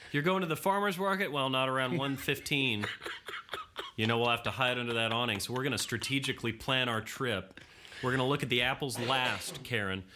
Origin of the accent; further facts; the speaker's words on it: Florida, United States; Florida, my home state